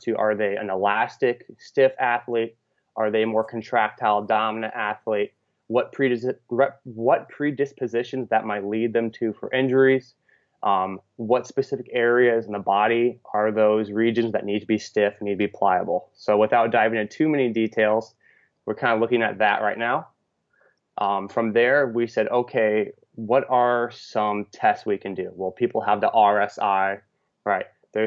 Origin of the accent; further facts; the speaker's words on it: West Coast, United States; moved away as an adult; also born or lived in Midwest / Iowa; I'm actually originally from the West Coast, but I spent my last 6 years in the Midwest.